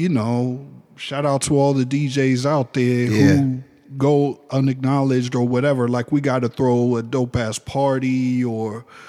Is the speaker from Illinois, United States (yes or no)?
no; New York City, New York, United States; now in Ohio, United States; I'm from New York City. Okay, what part? Oh, Manhattan. What? Uptown, okay. Washington Heights.